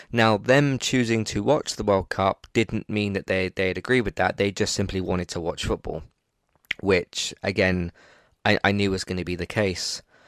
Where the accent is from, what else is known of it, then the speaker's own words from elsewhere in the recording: England, United Kingdom; I'm, I'm English